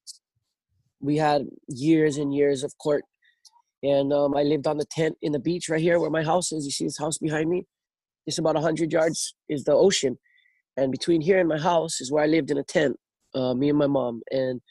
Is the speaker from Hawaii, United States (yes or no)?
yes; North Shore, Oahu, Hawaii, United States; Growing up on the North Shore